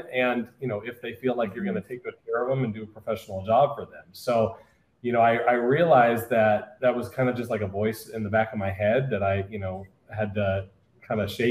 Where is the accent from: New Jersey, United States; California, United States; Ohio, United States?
California, United States; Orange County; I'm from Orange County, California.